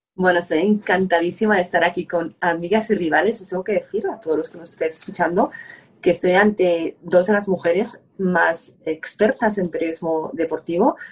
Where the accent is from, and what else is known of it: Spain